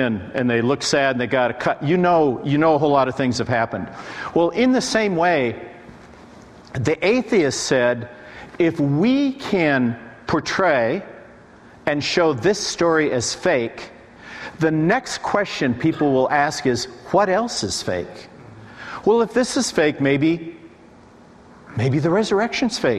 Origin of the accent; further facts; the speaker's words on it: Nashville, Tennessee, United States; I'm from Nashville.